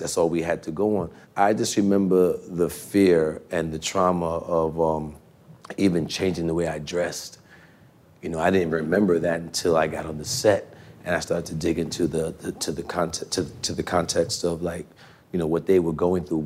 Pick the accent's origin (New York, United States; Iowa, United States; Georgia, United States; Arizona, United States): New York, United States; New York City; born or raised there